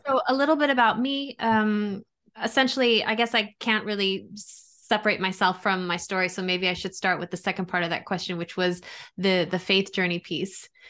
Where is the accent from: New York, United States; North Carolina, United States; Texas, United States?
New York, United States; Long Island; I grew up in New York, Italian Catholic community. So, you know, on Long Island